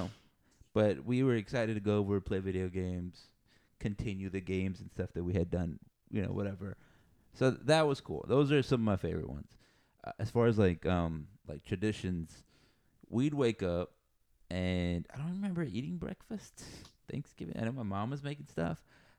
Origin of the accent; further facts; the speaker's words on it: Texas, United States; We're Texan, buddy.